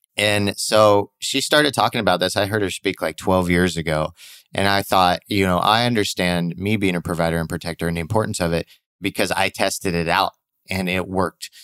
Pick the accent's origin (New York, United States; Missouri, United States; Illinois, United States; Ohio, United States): Missouri, United States; moved away; growing up in Missouri